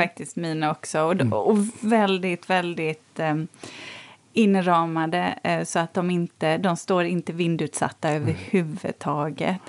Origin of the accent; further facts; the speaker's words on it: Borås, Västra Götaland, Sweden; där jag växte upp i Borås